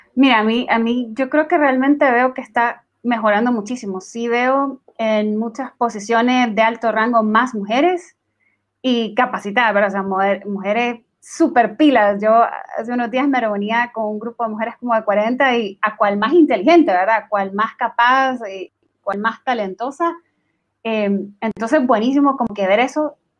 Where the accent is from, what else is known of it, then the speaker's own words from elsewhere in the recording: Nicaragua; now in Guatemala; soy originaria de Nicaragua, pero trabajo en Guatemala